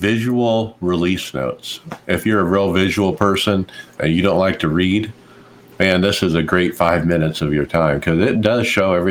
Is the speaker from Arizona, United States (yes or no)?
yes; Phoenix, Arizona, United States; I'm from Phoenix